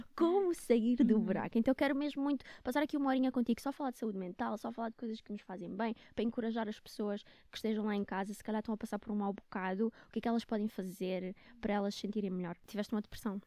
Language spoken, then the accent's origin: Portuguese; Luanda, Luanda Province, Angola; moved away as an adult; also born or lived in Netherlands; now in Portugal; eu vivia com eles em Luanda